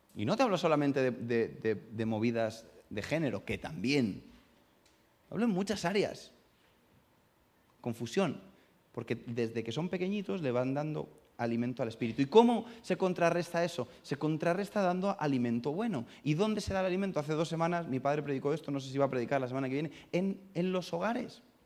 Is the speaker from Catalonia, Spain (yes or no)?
no; Getafe, Community of Madrid, Spain; accent: madrileño; also born or lived in Burgos; yo hablo como madrileño, aunque soy de Burgos